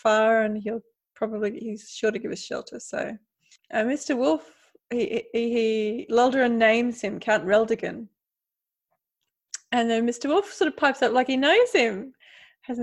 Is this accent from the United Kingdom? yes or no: no; Australia; moved away as an adult; now in Europe; I'm from Australia, all the other countries are so far away